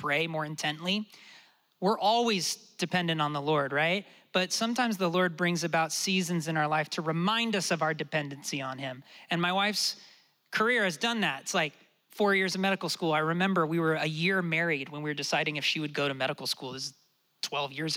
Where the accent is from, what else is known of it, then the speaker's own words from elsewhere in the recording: Portland, Oregon, United States; moved away; I was born in Portland.